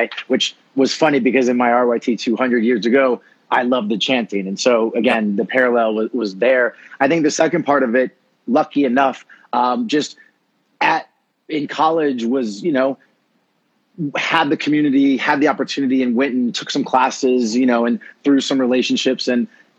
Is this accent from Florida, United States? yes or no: yes; Florida, United States; growing up in Florida, my, you know, background being Cuban American